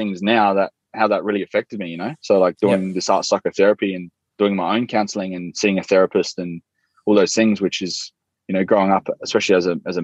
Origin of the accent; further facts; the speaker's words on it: Salisbury, South Australia, Australia; I grew up in Salisbury in the northern suburbs of Adelaide